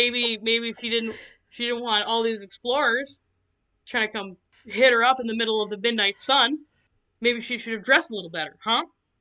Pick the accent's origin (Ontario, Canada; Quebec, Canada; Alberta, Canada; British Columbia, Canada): Alberta, Canada; I grew up in Alberta